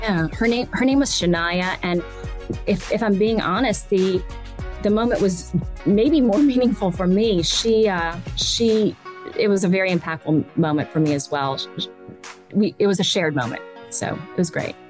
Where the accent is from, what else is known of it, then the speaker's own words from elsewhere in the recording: Richmond, Virginia, United States; I grew up here, and I'm from Richmond originally, I grew up here coming to the track with my grandfather